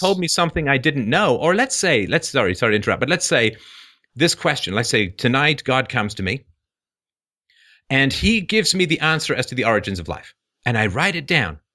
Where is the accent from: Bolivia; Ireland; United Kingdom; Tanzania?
Ireland; I'm Irish.